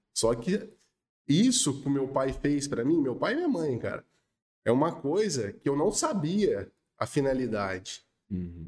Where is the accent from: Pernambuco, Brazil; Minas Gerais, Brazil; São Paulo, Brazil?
São Paulo, Brazil; Espírito Santo do Pinhal